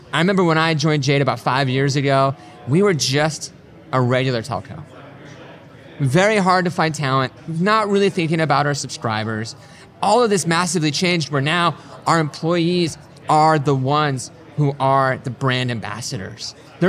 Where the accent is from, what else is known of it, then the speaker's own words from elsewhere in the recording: Colorado, United States; So we're from Colorado. We use a lot of adventuring analogies.